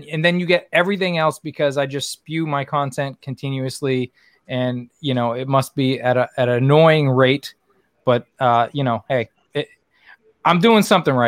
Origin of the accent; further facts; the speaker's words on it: New England, United States; they hated it because I'm from New England